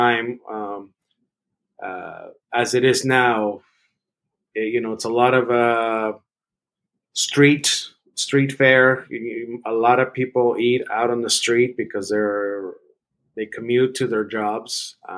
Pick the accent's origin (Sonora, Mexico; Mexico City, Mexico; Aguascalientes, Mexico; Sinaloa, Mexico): Mexico City, Mexico; moved away; also born or lived in San Francisco; I grew up in Mexico City